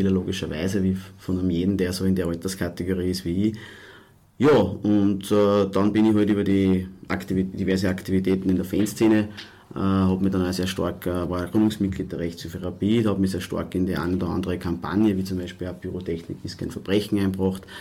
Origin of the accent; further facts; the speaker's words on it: Walding, Upper Austria, Austria; ich bin äh, aus Oberösterreich, komme aus der Nähe von Linz, aus einem kleinen Ort, der heißt Walding